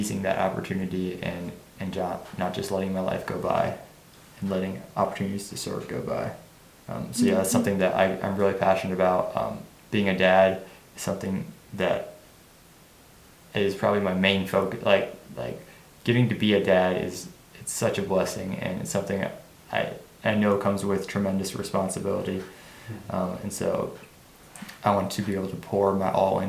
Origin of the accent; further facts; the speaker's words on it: Martinsburg, Ohio, United States; all I've ever known is here in Little Martinsburg, Ohio